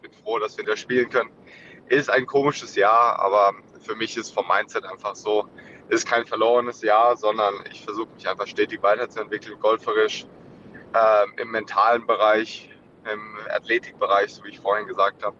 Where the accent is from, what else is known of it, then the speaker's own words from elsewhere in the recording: Germany; als Deutsche